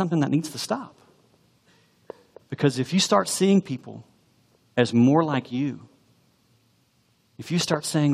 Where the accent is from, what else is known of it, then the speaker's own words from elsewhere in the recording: United States; the American Christian